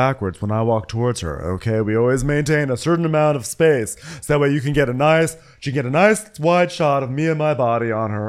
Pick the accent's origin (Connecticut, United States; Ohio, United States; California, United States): Connecticut, United States; Berlin; I'm from the European part of Berlin, Connecticut, because it is called Berlin